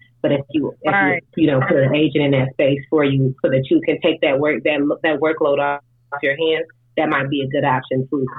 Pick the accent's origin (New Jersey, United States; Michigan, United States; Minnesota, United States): Michigan, United States; Detroit; moved away as an adult; now in Atlanta, United States; I am from Detroit. I live in Atlanta. I've been down here 10 years now. So I'm an out-of-towner with all the good insight.